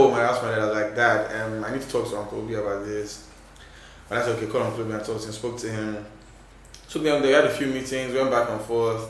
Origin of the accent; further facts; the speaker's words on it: Nigeria; we're Nigerian